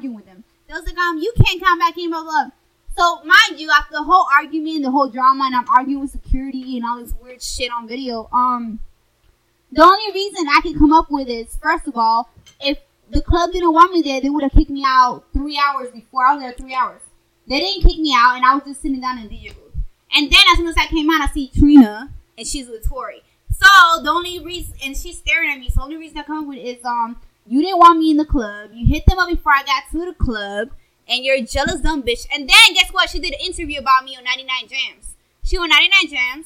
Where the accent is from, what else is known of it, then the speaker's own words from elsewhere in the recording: Miami, Florida, United States; I'm from Miami, too. I grew up there.